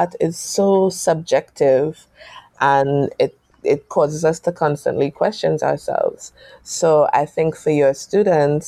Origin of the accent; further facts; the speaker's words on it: United States; I was born in the States